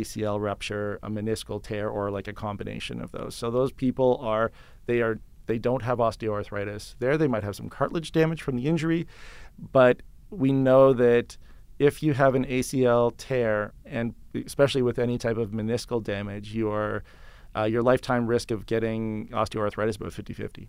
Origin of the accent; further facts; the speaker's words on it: just outside of Toronto, Ontario, Canada; moved away as an adult; also born or lived in London, Ontario; now in Calgary, Canada; I was born in Ontario and then just outside of Toronto